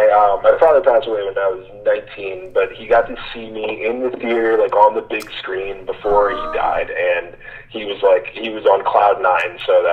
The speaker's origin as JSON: {"language": "English", "town": "New York City", "region": "New York", "country": "United States", "tie": "born or raised there", "moved": "yes", "said": "I'm originally from Queens. I grew up in New York City."}